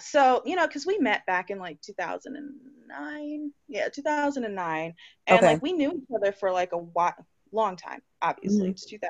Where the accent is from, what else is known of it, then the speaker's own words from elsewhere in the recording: New Jersey, United States; accent: Jersey; I get to the Virgin Islands and I have my Jersey accent